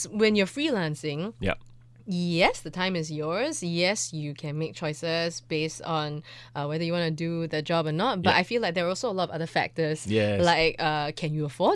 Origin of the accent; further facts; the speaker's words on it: Singapore; as a Singaporean